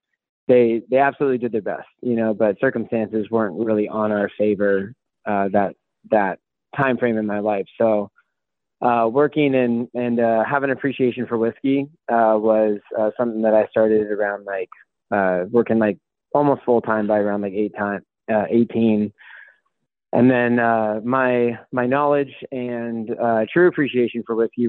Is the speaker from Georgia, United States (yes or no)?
no; Port Orchard, Washington, United States; also born or lived in Seattle, Washington / San Diego, California; I'm from Seattle, Washington. I grew up in a small town outside of Seattle